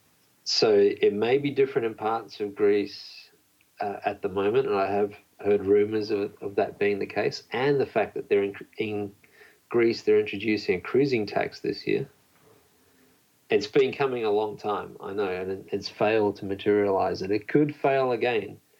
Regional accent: Australia; moved away; also born or lived in Poland; I was actually born in Poland and grew up in Australia.

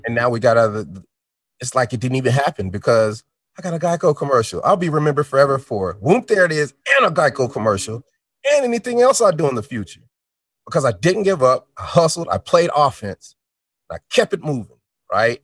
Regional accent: Denver, Colorado, United States; also born or lived in Chicago, Illinois; I'm from Denver, Colorado

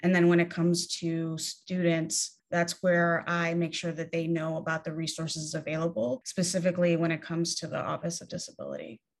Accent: New York City, New York, United States; I grew up in New York City

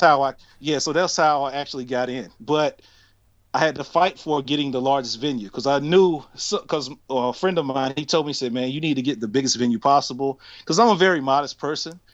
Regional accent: North Carolina, United States; moved away; also born or lived in Atlanta, Georgia; I'm from North Carolina

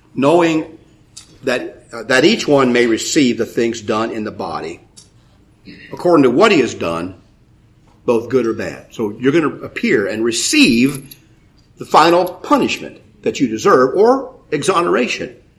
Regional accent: United States; I'm an American

